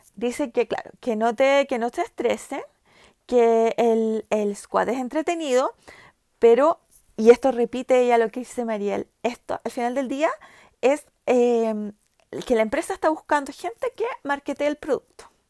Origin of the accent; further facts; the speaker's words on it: Chile; first language Spanish; also born or lived in United States; soy chilena